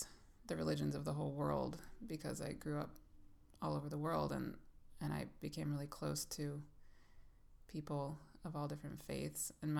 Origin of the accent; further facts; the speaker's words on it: Thailand; born there; also born or lived in Bangladesh / Pakistan / Kenya / United States; I grew up around the world. I was born in Thailand and lived in Bangladesh and Pakistan and Kenya as a kid, and the United States.